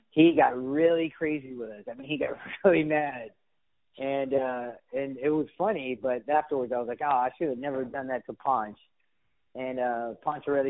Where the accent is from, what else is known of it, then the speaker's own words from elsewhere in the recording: Miami, Florida, United States; moved away; also born or lived in Phoenix / Los Angeles / Houston; I was born and raised in Miami